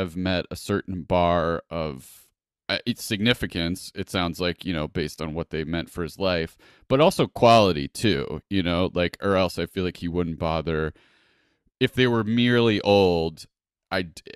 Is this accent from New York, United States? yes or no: yes; Buffalo, New York, United States; I'm from Buffalo, which is New York State